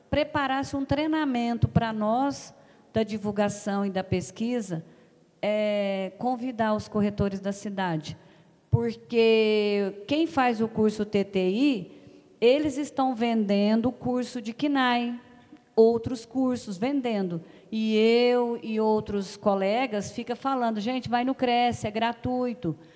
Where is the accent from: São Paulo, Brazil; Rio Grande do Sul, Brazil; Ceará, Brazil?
São Paulo, Brazil; Franca; nós temos vários grupos de corretores e o a é Franca, eu sou de Franca.